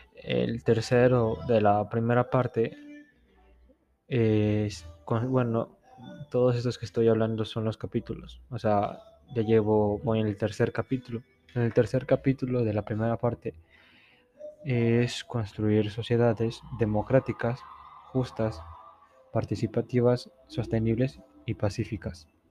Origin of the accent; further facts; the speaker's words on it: Poza Rica, Veracruz, Mexico; now in Puebla, Mexico; Soy de Poza Rica, Veracruz, y estudio en Puebla